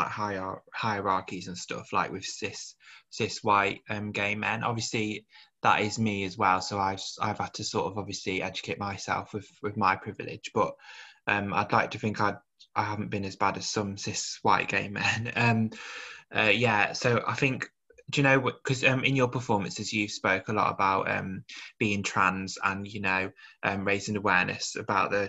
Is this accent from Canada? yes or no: no; Birmingham, West Midlands, United Kingdom; both from Birmingham